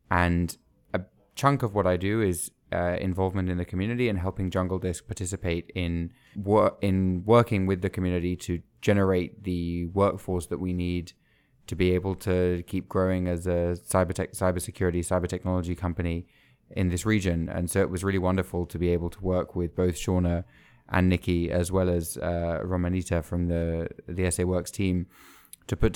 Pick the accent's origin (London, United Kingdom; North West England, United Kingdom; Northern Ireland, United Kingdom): London, United Kingdom; now in San Antonio, United States; I'm originally from London. I moved to San Antonio uh, almost three months ago